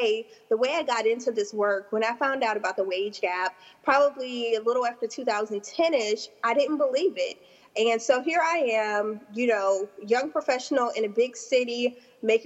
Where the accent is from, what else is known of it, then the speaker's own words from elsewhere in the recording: South Louisiana, United States; I'm from South Louisiana